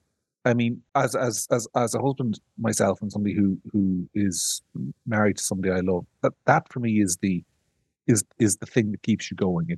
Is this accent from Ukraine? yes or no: no; Ireland; I'm from Ireland